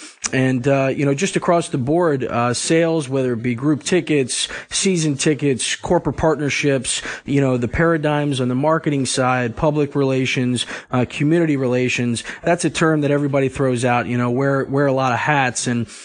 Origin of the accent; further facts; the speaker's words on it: Elkridge, Maryland, United States; also born or lived in North Carolina; And I'm from just south of Baltimore, Maryland, in a town called Elk Ridge. I grew up a big O's fan